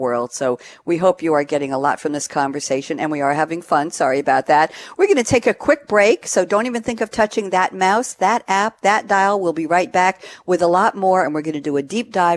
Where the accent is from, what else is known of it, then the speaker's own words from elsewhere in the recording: New York, United States; moved away as an adult; now in Durham, United States; I'm from New York. I just moved here 172 days ago.